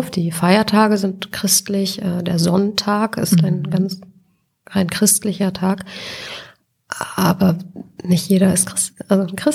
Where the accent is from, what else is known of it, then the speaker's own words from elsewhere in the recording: Cologne, North Rhine-Westphalia, Germany; Ich bin äh, in Ehrenfeld aufgewachsen als Kind.